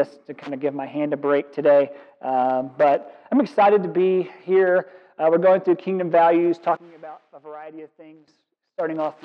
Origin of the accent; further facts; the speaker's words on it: Kentucky, United States; moved away; Born and raised in Kentucky, and I'm proud of it